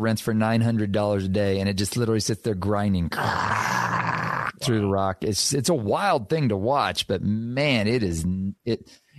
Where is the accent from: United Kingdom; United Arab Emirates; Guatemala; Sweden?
Guatemala; also born or lived in Texas, United States; I was born in Texas, but I spent most of my childhood in Guatemala.